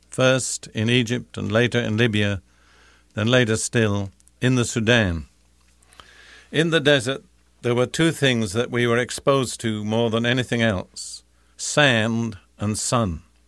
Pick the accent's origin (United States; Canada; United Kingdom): United Kingdom; moved away; I'm British by background